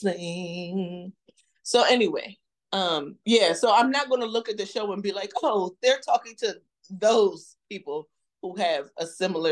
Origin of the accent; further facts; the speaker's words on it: United States; I am a Black American. I was born and raised in this country.